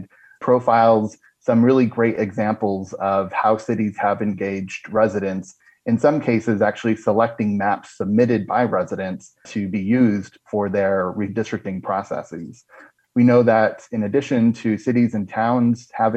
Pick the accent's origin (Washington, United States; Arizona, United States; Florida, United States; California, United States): Arizona, United States; Marana; now in Phoenix, United States; my hometown of Marana in southern Arizona while I live in central Phoenix